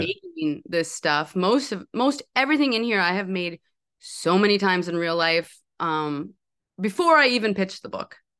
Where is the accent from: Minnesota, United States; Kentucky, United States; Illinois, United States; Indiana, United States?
Minnesota, United States; Park Rapids; also born or lived in New York; I'm from this town. It's called Park Rapids, Minnesota